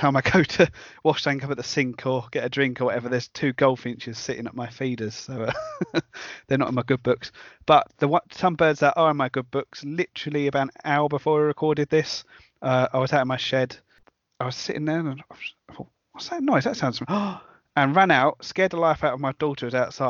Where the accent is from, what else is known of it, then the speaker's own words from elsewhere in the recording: Romford, London, United Kingdom; In the road I grew up in Romford